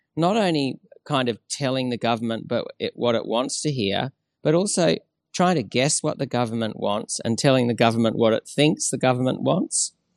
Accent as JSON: {"language": "English", "country": "Australia", "said": "as an Australian of shared Aboriginal and European blood"}